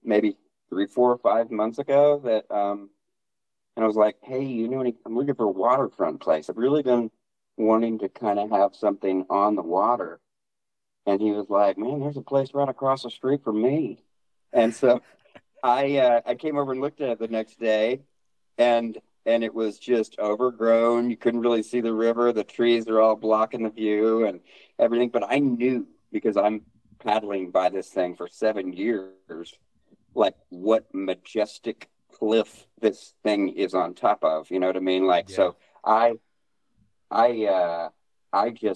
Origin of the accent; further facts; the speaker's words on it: Oklahoma, United States; also born or lived in Hawaii / Colorado; I was born in Oklahoma, yes. Lived in Oklahoma a good probably portion of maybe half of my life